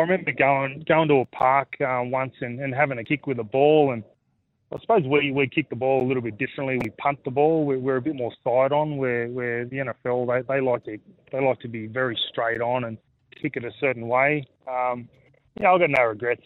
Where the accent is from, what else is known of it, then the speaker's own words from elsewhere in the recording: Australia; growing up in Australia, that's it's cricket in the summer and footy in the winter